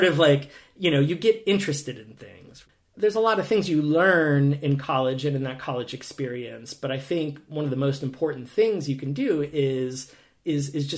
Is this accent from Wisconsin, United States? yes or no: yes; Green Bay, Wisconsin, United States; moved away as an adult; also born or lived in Twin Cities, Minnesota / California / Prague, Czech Republic; now in Eugene, United States; I grew up in the upper Midwest, so I grew up in Green Bay, Wisconsin, and went to school in the Twin Cities, lived out in California, spent a year in Prague before landing in Oregon